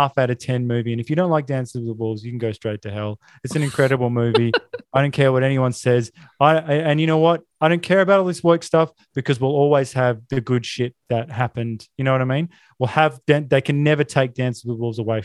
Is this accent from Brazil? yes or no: no; Australia